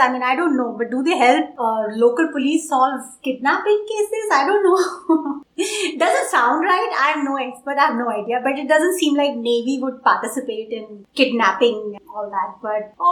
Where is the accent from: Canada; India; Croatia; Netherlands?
India; now in United States; we are Indians living in US